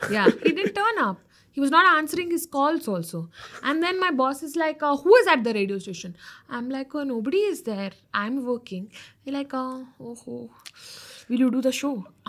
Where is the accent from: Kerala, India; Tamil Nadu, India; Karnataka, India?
Karnataka, India; North; moved away; I'm from North Karnataka, so I started doing videos in my dialect